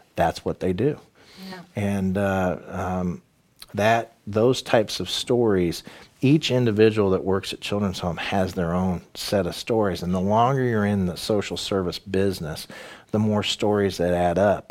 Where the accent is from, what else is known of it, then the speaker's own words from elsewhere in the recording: Danville, Illinois, United States; also born or lived in Champaign; my hometown of Danville